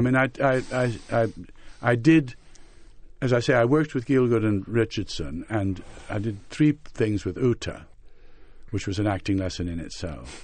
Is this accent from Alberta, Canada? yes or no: no; Montreal, Quebec, Canada; moved away as an adult; also born or lived in England; growing up in Montreal in our period